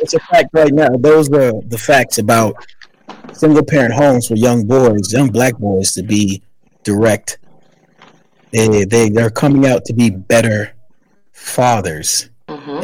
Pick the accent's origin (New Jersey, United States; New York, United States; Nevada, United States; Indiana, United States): New York, United States; New York City; also born or lived in South Carolina; I'm from the Bronx, New York